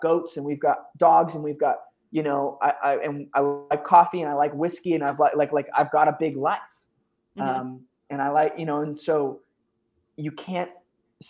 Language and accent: English; Philadelphia, Pennsylvania, United States; now in Austin, United States; I grew up in Philly